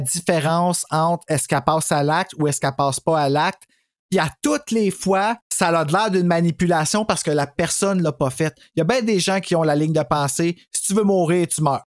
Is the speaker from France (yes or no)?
no; Quebec, Canada; je suis québécois